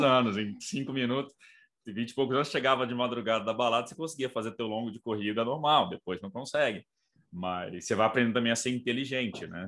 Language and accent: Portuguese; Brazil; na rua me reconheceram como brasileiro